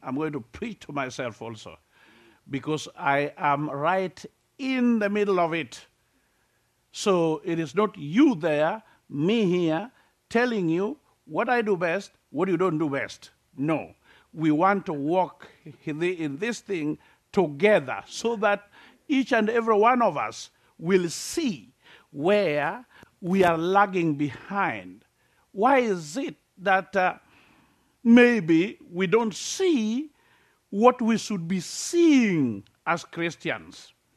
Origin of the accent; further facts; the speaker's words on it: Kenya; I'm from Africa, uh, typical Africa